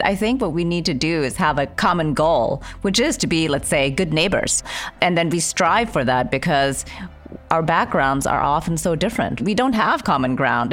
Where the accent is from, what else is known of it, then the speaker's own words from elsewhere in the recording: Indonesia; now in United States; I'm an immigrant. I grew up in Indonesia.